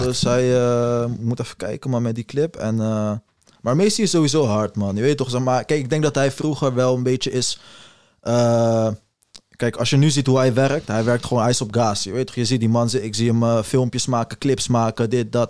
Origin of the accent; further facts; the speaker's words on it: Netherlands; als Nederlander